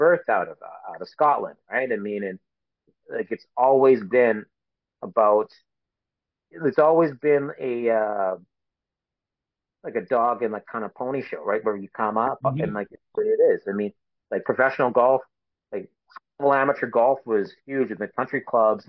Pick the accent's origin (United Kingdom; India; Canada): Canada; being a Canadian